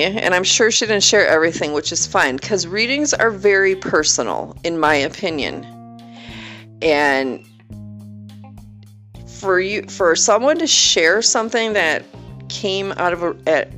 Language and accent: English; Wisconsin, United States; moved away; I was from Wisconsin